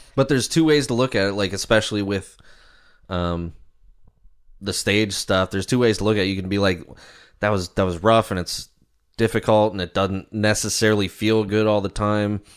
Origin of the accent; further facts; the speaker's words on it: Maryland, United States; moved away as an adult; now in York, United States; growing up in Maryland and then moving up to Pennsylvania and living here the past, uh, twelve years